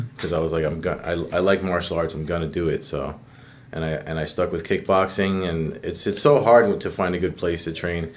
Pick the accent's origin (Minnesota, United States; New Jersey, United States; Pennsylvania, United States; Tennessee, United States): New Jersey, United States; Perth Amboy; the town I grew up in Perth Amboy